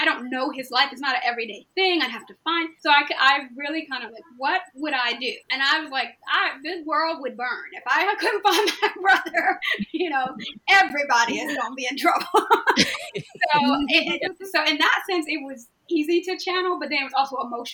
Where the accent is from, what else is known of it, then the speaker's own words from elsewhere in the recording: Maryland, United States; I grew up in Maryland where the Lyon sisters were